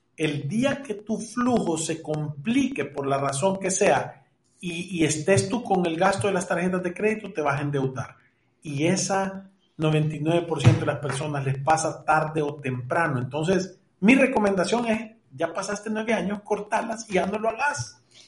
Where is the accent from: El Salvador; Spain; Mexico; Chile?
El Salvador